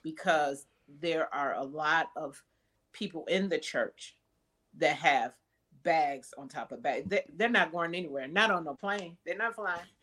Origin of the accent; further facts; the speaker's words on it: Wisconsin, United States; moved away; I'm originally from Wisconsin